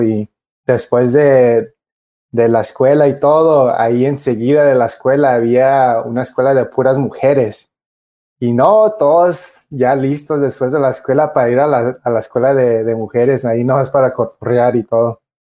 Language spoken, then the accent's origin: Spanish; Los Angeles, California, United States; nací aquí en Los, en Los Ángeles